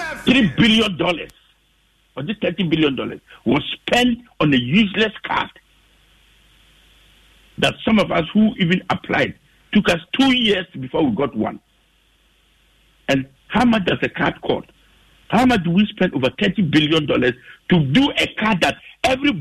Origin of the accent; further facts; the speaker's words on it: Germany; now in Ghana; I've lived in Germany for 19 years. I grew up in Germany.